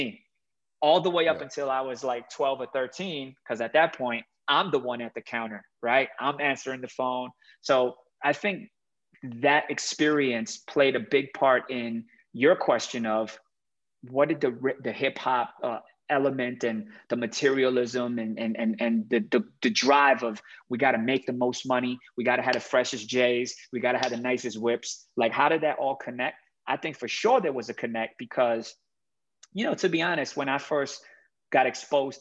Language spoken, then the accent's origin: English; Miami, Florida, United States; moved away as an adult; now in Hong Kong; I grew up in Miami